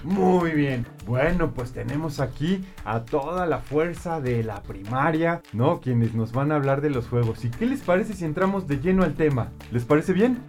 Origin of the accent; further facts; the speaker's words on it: Querétaro, Mexico; De Querétaro